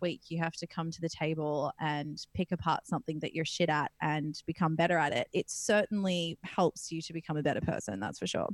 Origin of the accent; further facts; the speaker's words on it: Perth, Western Australia, Australia; I come from Perth, WA, and in WA there's this little beach town called Wedge Island